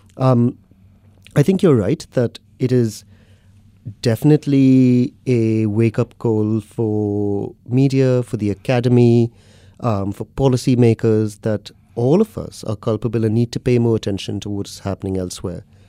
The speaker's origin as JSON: {"language": "English", "town": "Mumbai", "region": "Maharashtra", "country": "India", "tie": "born or raised there", "moved": "as an adult", "lives_now": "London, United Kingdom", "said": "I grew up in Bombay in India, city of about twenty-odd million"}